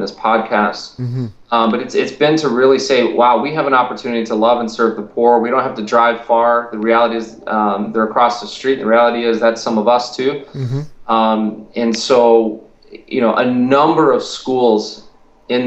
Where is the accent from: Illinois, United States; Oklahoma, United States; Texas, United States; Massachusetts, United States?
Illinois, United States; Roselle; We planted this church in my hometown, mm-hmm. which is in Roselle, which no one's heard of, but a lot of people have heard of Schaumburg